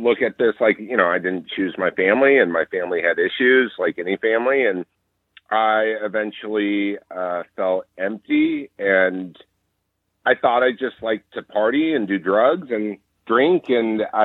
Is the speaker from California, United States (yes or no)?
yes; Orange County, California, United States; growing up in Orange County